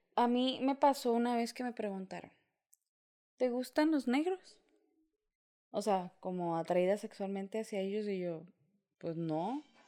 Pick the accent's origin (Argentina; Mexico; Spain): Mexico; nací en México